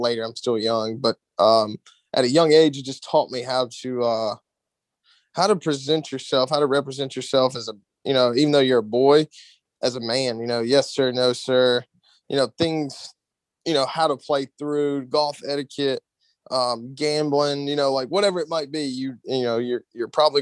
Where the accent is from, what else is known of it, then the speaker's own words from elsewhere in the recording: Gastonia, North Carolina, United States; also born or lived in Akron, Ohio; now in Charlotte, United States; I was born in Akron, Ohio, and then I moved to Gastonia when I was 6 years old. So I just say I was born in Akron, Ohio, but raised in Gastonia, and now I live in Charlotte.